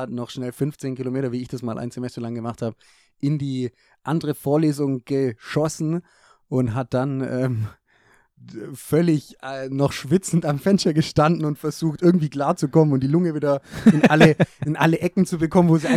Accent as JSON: {"language": "German", "country": "Germany", "said": "als Deutscher gehört es schon dazu."}